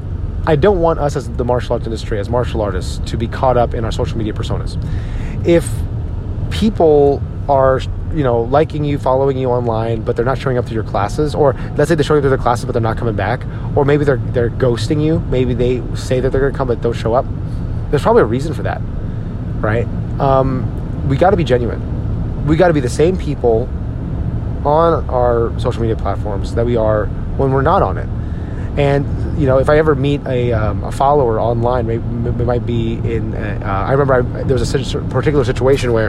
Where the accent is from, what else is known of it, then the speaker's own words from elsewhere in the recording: Edison, New Jersey, United States; my hometown, Edison, New Jersey, where I grew up